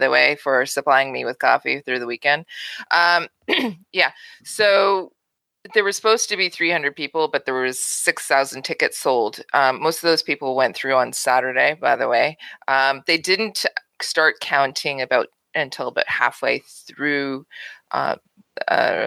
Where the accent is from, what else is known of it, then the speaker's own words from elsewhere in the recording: Kingston, Ontario, Canada; We're both from Kingston